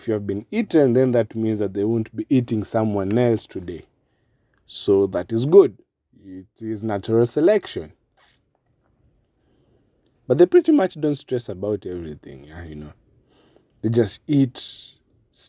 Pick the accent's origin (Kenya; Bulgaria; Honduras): Kenya; I'm from Kenya and we're very much well known for our wildlife and our cultures